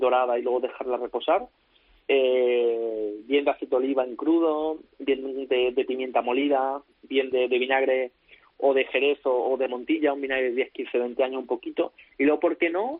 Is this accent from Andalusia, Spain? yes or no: yes; Córdoba, Andalusia, Spain; also born or lived in Valencia; yo puedo estar en mi ciudad, con mi gente, en mi tierra